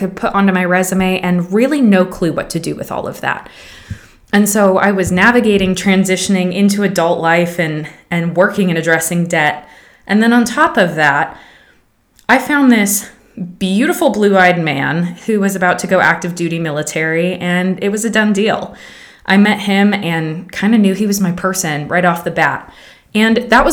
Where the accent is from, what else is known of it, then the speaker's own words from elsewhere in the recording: Pacific Northwest, United States; moved away as an adult; also born or lived in Georgia; I grew up in the Pacific Northwest, traveling to Los Angeles in the summers